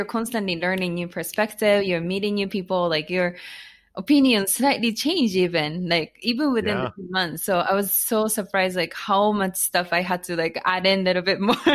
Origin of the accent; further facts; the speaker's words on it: Japan; English is a second language; moved away as an adult; also born or lived in United States; now in Tokyo, Japan; I was born and raised in Japan, not Tokyo.